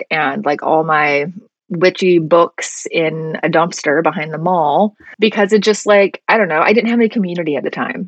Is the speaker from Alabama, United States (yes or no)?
yes; Alabama, United States; I grew up in Alabama